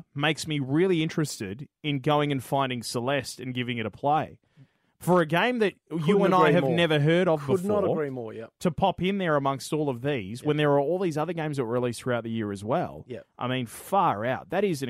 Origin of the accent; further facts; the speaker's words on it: Australia; I'm Australian